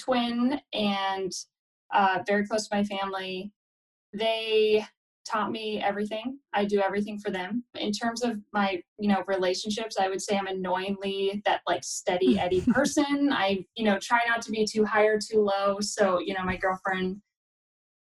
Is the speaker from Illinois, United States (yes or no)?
no; Redding, California, United States; moved away as an adult; now in Portland, United States; I'm from, like, Northern California, Redding